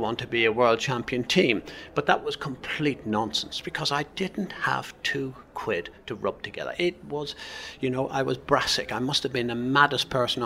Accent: Ireland; moved away; I was what's known as an Irish blagger

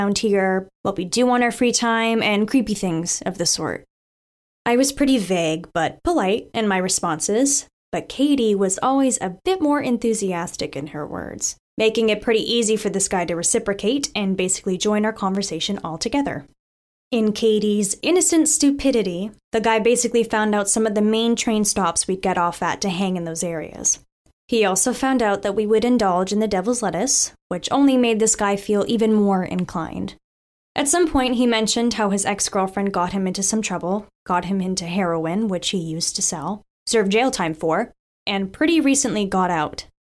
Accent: Staten Island, New York, United States; Now for a little background of my hometown. I grew up in the forgotten borough of New York City, Staten Island.

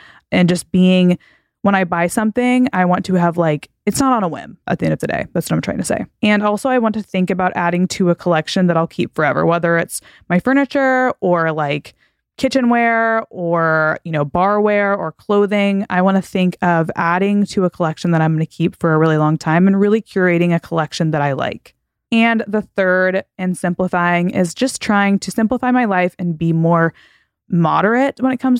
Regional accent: Texas, United States; I grew up in Texas and I went to college in Texas. Like Texans, we're kind of wild.

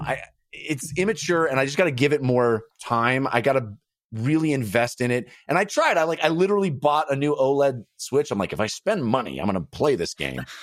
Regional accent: Bay Area, California, United States; I come from the Bay Area, so I say Concord 'cause that's the name of the city in the Bay Area

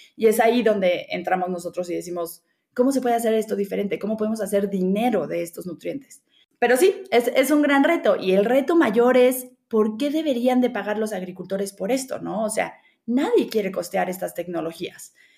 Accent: Mexico City, Mexico; Yo eh, nací y crecí en la Ciudad de México

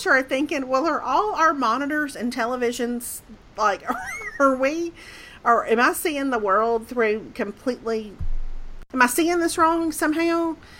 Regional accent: Mississippi, United States; moved away; also born or lived in Birmingham, Alabama; when I was growing up in Mississippi

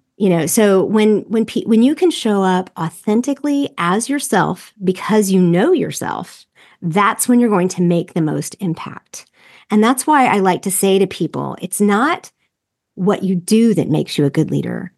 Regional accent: the South, United States; I'm from the South and from the evangelical culture

